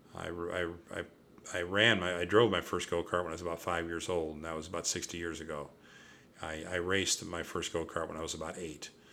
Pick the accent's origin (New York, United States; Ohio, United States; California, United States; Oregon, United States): Ohio, United States; my home state of Ohio